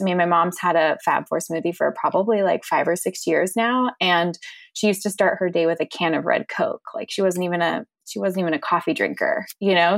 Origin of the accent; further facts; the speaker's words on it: Orange County, California, United States; I grew up in Orange County, California